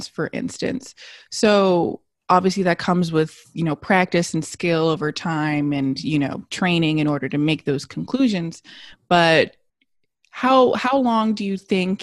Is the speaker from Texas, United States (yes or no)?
no; Los Angeles, California, United States; I was born and raised in Los Angeles